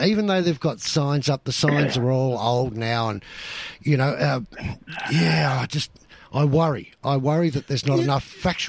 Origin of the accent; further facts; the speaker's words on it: Sydney, New South Wales, Australia; I grew up around the Botany area, out at Matraville and across Brightonley Sands